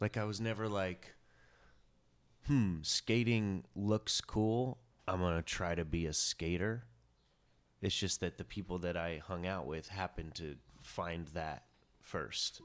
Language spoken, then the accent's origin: English; Chattanooga, Tennessee, United States; moved away as an adult; now in New York, United States; I grew up in Chattanooga, and the same house, you know, I went to the same school, kindergarten through twelfth grade